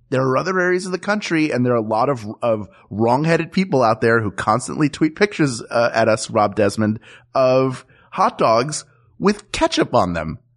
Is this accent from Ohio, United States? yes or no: no; Philadelphia, Pennsylvania, United States; I'm from Philadelphia